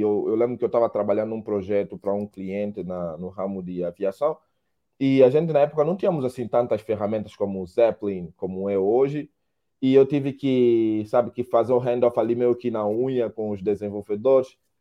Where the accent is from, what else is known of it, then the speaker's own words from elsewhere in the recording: Angola; moved away as an adult; now in Brazil; sou angolano, moro no Brasil já 10 anos